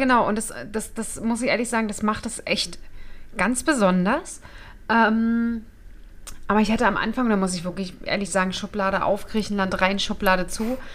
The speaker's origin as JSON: {"language": "German", "country": "Germany", "said": "als Deutsche"}